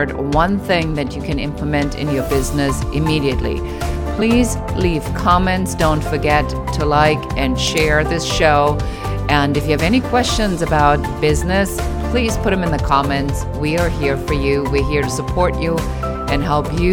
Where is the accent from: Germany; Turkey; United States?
Germany; moved away; I'm original from Germany